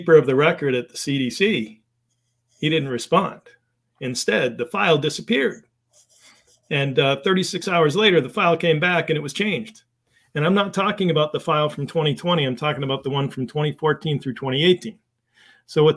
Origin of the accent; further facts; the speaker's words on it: Windsor, Connecticut, United States; now in Massachusetts, United States; I grew up in Connecticut.